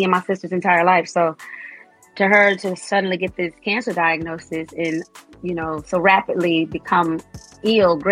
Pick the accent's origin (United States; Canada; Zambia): United States; Las Vegas, Nevada; moved away as an adult; now in Atlanta, United States; my hometown of Las Vegas